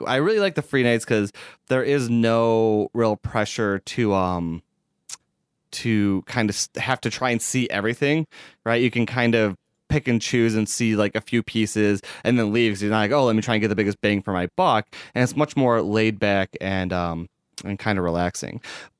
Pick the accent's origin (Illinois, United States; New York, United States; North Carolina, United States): Illinois, United States; Chicago; I'd be even more embarrassed if it isn't because I'm the one from Chicago.